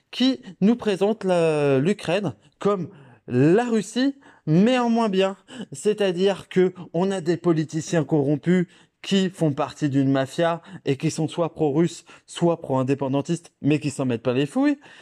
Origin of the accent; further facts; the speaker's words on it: Dijon, Bourgogne-Franche-Comté, France; je viens de Dijon